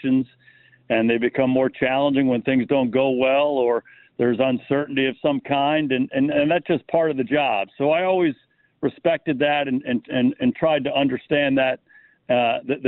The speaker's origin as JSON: {"language": "English", "town": "Cleveland Heights", "region": "Ohio", "country": "United States", "tie": "born or raised there", "said": "I went to St. Anne's and played CYO football in Cleveland Heights."}